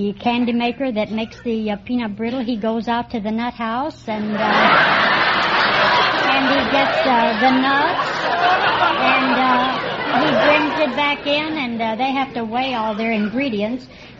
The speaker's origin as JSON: {"language": "English", "town": "Chattanooga", "region": "Tennessee", "country": "United States", "said": "I'm from Chattanooga, Tennessee, just below Lookout Mountain."}